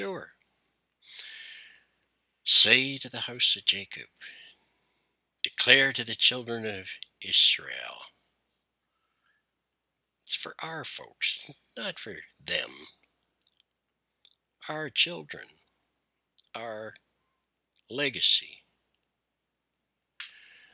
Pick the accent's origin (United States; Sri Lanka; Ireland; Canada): Canada; I am Canadian. My people are trying to find a common story